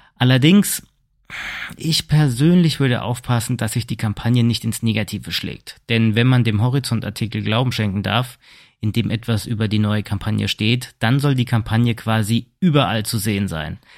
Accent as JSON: {"language": "German", "country": "Germany", "said": "bei uns in Deutschland"}